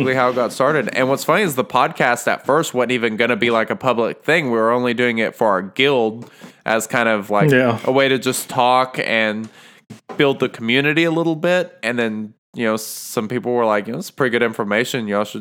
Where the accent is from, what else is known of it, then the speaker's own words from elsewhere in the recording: Norman, Oklahoma, United States; I am from Norman, Oklahoma